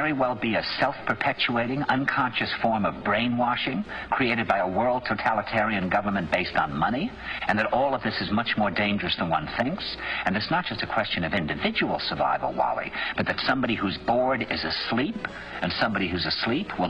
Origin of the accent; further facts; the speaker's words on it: New York, United States; "Where are you from?" And I said, "New York."